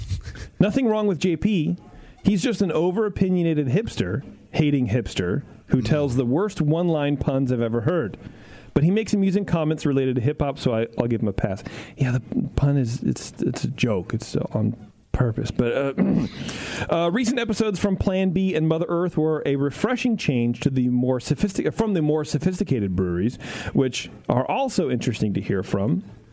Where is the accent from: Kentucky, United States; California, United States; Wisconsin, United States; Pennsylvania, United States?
Wisconsin, United States; I'm from Wisconsin, and we don't all sound like that. In fact, I have a very deep voice.